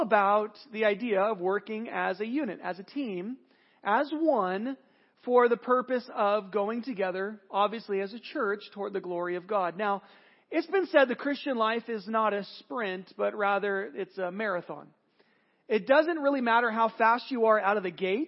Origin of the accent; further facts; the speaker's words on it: California, United States; I'm from California